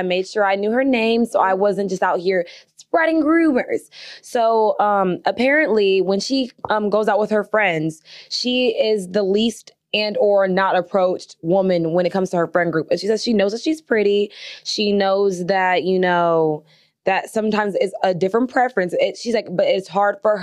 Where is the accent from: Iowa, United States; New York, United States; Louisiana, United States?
Iowa, United States; now in Houston, United States; I'm from Iowa